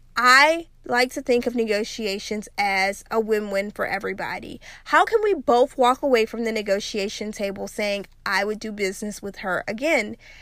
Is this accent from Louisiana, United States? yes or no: yes; South Louisiana, United States; when I was growing up in South Louisiana